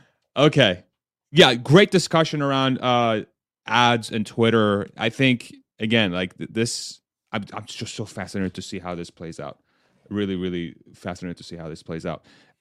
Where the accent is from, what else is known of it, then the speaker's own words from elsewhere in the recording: Texas, United States; I'm from Texas.